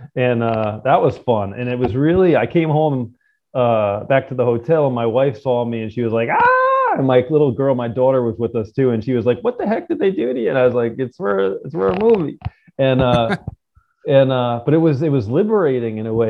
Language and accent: English; New Jersey, United States; I grew up in Jersey